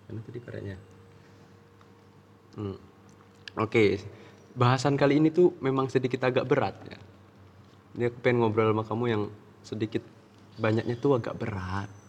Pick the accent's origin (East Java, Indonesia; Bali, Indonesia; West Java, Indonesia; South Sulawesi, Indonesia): Bali, Indonesia; Ubud; Aku dari Ubud.